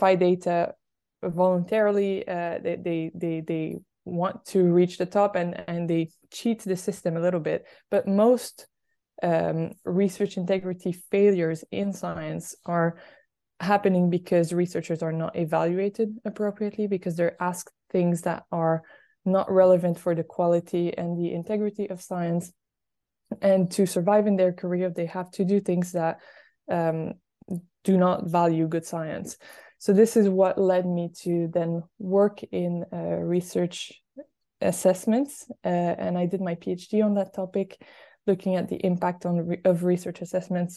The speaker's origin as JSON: {"language": "English", "region": "Quebec", "country": "Canada", "moved": "yes", "said": "I am originally from Quebec in Canada."}